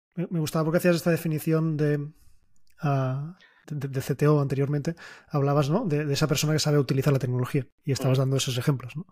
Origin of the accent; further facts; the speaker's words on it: Catalonia, Spain; somos catalanes